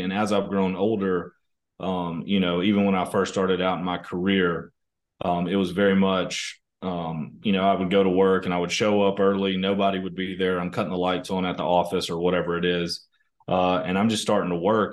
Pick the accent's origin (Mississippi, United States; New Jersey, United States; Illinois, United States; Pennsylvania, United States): Mississippi, United States; small town outside of Tupelo, North; now in Germantown, United States; I grew up in Mississippi, um, you know, uh, kind of a small town in Mississippi outside of Tupelo, um, which is kind of North Mississippi